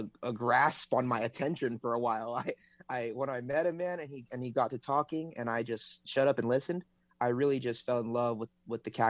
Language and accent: English; Honolulu, Hawaii, United States; moved away as an adult; I'm from Honolulu, Hawaii, the island of Oahu. I was actually born and raised there.